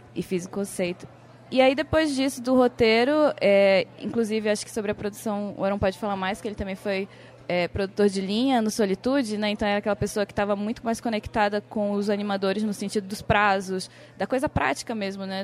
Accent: Amapá, Brazil; Eu sou amapaense

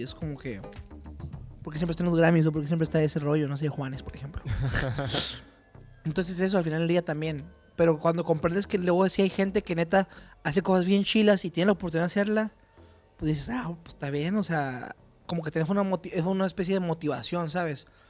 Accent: Chihuahua, Mexico; also born or lived in Tijuana; Los burritos son de donde yo soy, de Chihuahua. Son de Juárez, de Villahumada.

